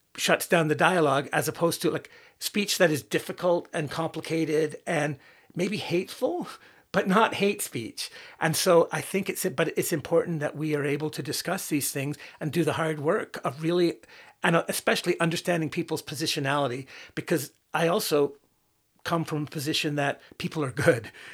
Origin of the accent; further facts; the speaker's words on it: Northern Ireland, United Kingdom; growing up in Northern Ireland during the Troubles